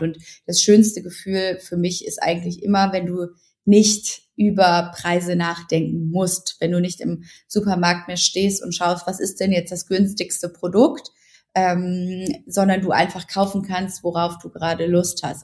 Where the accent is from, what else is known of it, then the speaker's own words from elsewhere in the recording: Ruhr area, North Rhine-Westphalia, Germany; ich komme aus dem Ruhrgebiet, ich bin relativ bodenständig, ähm, ich komme aus einem ganz tollen Elternhaus und bin mit wahnsinnig viel Liebe aufgewachsen